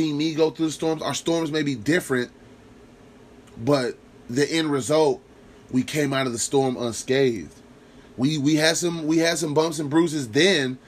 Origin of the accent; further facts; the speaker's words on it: Lincoln, United States; I'm from Lincoln